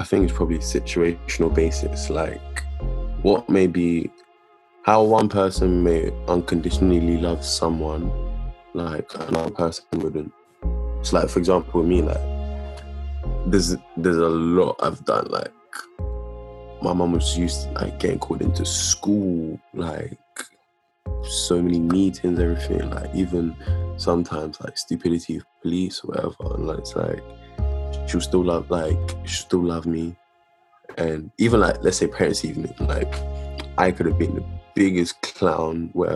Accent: Nigeria; I'm Nigerian

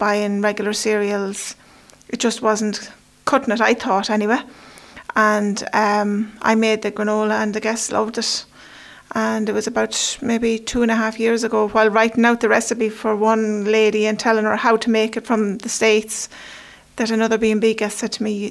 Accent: County Westmeath, Leinster, Ireland; I grew up in County Westmeath with my grandmother and my uncle

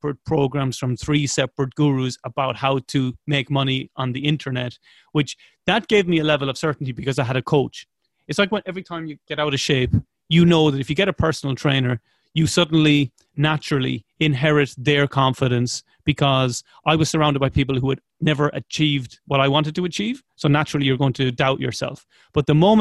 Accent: Ireland

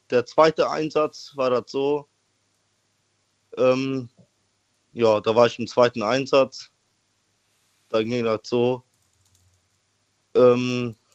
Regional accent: Koblenz, Rhineland-Palatinate, Germany; …, wo kommst du her? Äh, aus äh, Koblenz.

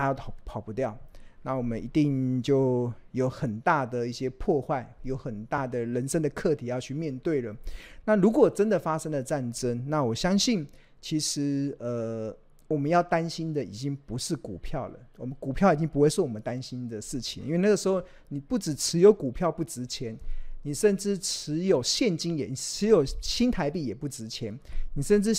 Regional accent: Taiwan; born there; 我们生在台湾，我们我们也不会移民到国外去。

